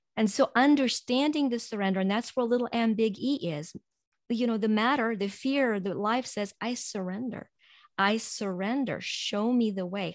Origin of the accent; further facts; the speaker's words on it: Ukraine; moved away as an adult; now in United States; I was born in Ukraine and grew up there and then immigrated to U S over twenty-five years ago